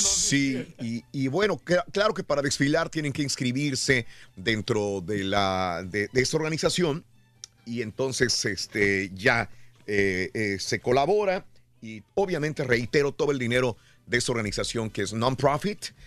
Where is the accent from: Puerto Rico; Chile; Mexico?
Mexico; now in Houston, United States; como latinoamericano, una persona que viene de México como un inmigrante